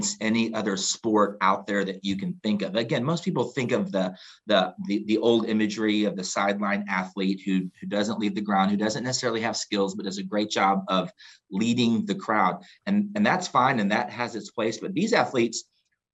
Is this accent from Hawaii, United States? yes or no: no; Houston, Texas, United States; I grew up in Houston